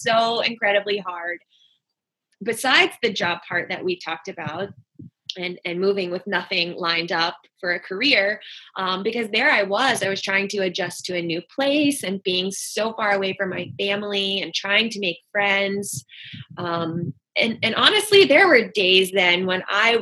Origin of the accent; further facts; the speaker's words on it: North Carolina, United States; moved away as an adult; now in Florida, United States; I grew up in North Carolina